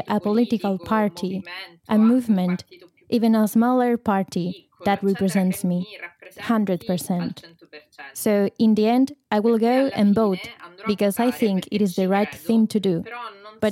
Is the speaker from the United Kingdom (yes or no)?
no; Palermo, Sicily, Italy; I'm 32 years old, and I was born and raised in Palermo